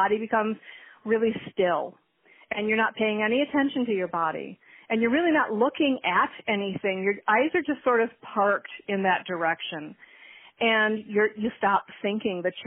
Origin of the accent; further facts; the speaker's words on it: Michigan, United States; also born or lived in Minnesota; I was born in Michigan